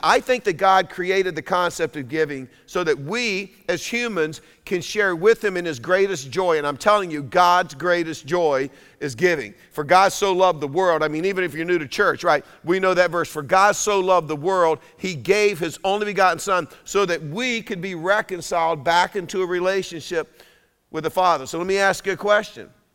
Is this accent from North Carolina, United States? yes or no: yes; Durham, North Carolina, United States; I'm a redneck from Durham